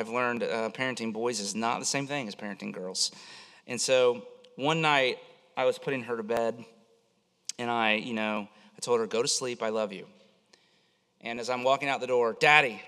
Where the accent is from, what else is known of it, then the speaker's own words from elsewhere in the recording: Florida, United States; I grew up in Florida